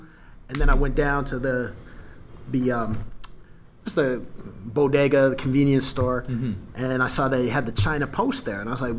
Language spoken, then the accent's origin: English; Sarnia, Ontario, Canada; They're from where I grew up in Sarnia, one of the other places I grew up, throwing out a few different ones.